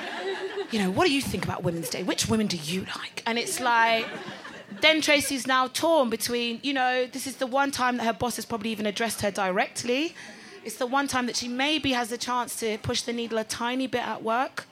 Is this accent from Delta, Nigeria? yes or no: yes; Delta, Nigeria; I'm Nigerian and I'm from Delta State.